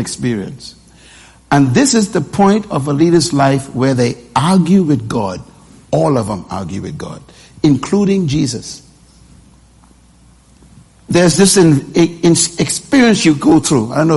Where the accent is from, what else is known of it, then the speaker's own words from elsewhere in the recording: Nassau, New Providence, Bahamas; I was born in Bain Town in a wooden house in this island.